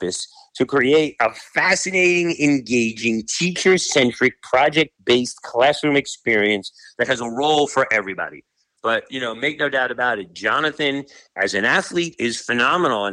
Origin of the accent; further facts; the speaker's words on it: New York City, New York, United States; I grew up in the South Bronx